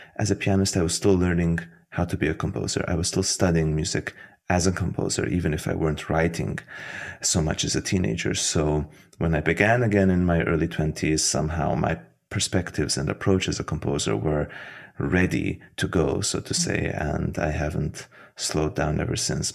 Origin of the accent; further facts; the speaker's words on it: Budapest, Hungary; moved away as an adult; also born or lived in Tbilisi, Georgia / Vienna, Austria / Florence, Italy / Berlin, Germany; now in United States; I was born in Tbilisi, in Georgia. And oh, soon after, my parents moved to Hungary, to Budapest, which is where I grew up